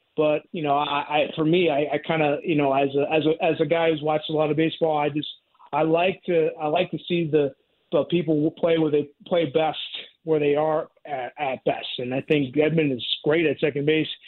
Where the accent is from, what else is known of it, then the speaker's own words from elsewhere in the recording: New York, United States; now in St. Louis, United States; I grew up in New York as a Yankees fan